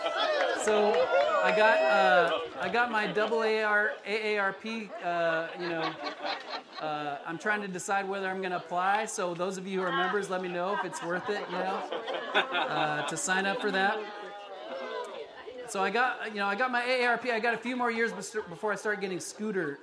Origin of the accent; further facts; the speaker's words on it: Colorado, United States; moved away as an adult; also born or lived in Florida, United States; now in California, United States; I was born in Florida. I grew up in Colorado